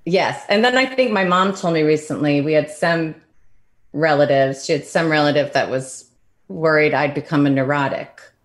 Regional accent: Oak Park, Illinois, United States; moved away; I grew up in Oak Park

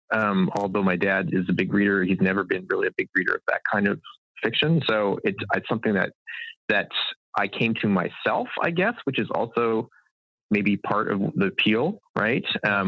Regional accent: Canada; I think maybe it comes from growing up in Canada

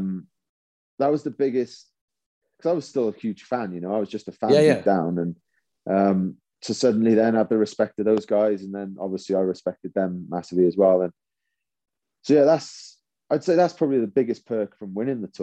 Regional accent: Welsh, Wales, United Kingdom; being Welsh

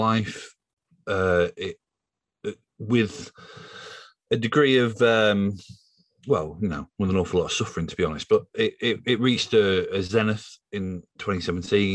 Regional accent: Yorkshire and the Humber, United Kingdom; now in London, United Kingdom; I am a journalist from Yorkshire, based in London

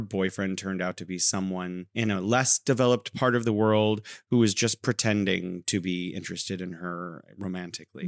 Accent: California, United States; now in Wuhan, China

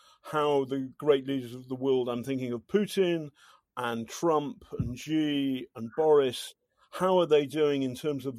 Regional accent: United Kingdom; I'm British.

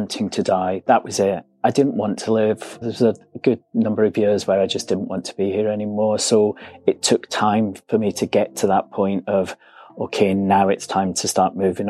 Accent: Glasgow, Scotland, United Kingdom; now in London, United Kingdom; I'm originally from Glasgow. I always say that's where this weird accent comes from. But I've lived in London for 20 years now.

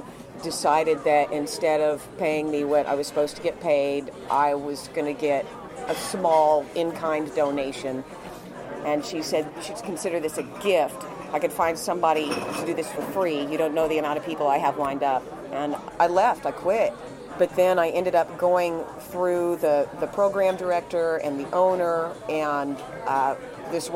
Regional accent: Enid, Oklahoma, United States; moved away; when I was little growing up in Enid, Oklahoma

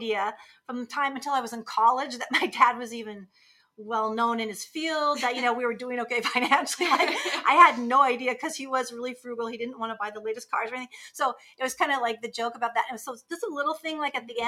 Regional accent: Seattle, Washington, United States; I'm from Seattle.

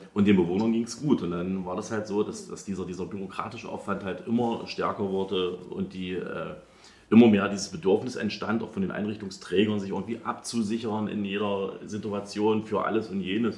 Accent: Halle, Saxony-Anhalt, Germany; ich komme ja aus Halle

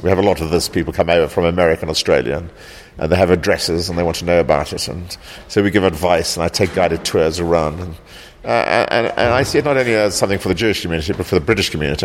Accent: South Africa; also born or lived in East End, London; now in London, United Kingdom; I grew up in South Africa

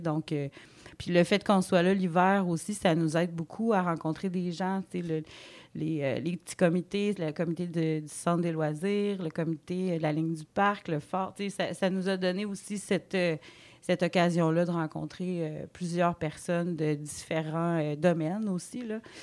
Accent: Côte-Nord, Quebec, Canada; moved away as an adult; also born or lived in Gaspésie; now in Rivière-au-Renard, Canada; on vient de la Côte-Nord tous les deux

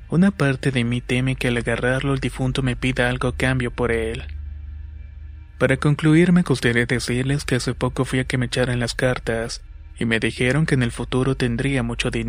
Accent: San Sebastián Malinalco, State of Mexico, Mexico; soy de San Sebastián Malinalco. Está ubicado en el Estado de México.

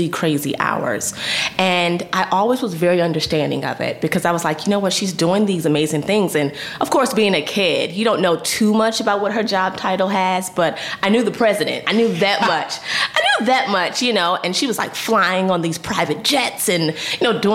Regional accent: Northern Virginia, United States; I grew up in Northern Virginia, which is in the DMV area close to Washington, D.C.

